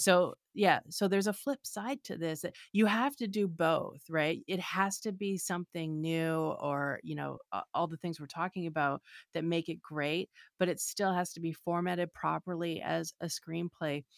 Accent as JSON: {"language": "English", "country": "Canada", "moved": "yes", "lives_now": "Los Angeles, United States", "said": "I'm a writer and a director currently living in Los Angeles. I'm originally from Canada"}